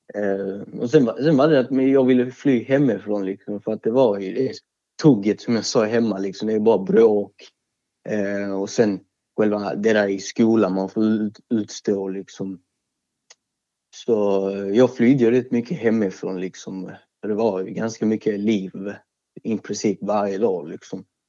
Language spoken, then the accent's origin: Swedish; Malmö, Skåne, Sweden; Jag är 23 år gammal, upp född och uppvuxen i Malmö.